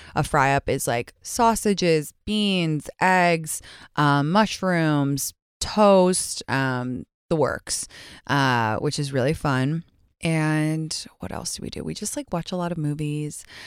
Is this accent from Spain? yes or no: no; England, United Kingdom; moved away; I grew up in England